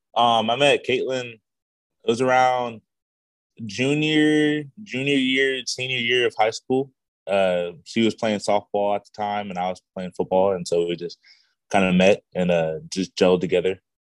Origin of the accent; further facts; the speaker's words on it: Visalia, California, United States; moved away as an adult; also born or lived in Los Angeles, California; now in Honolulu, United States; I had moved originally moved to Visalia uh, after my mom had uh, passed away when I was the age seven.